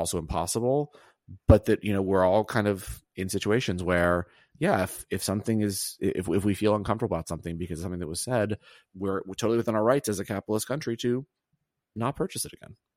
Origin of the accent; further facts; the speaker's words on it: Auburn, Alabama, United States; I grew up in Auburn, Alabama